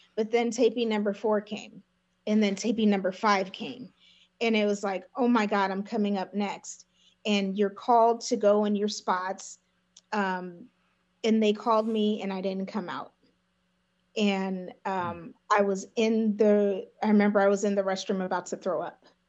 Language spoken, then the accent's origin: English; Lancaster, California, United States; I'm from Lancaster, California.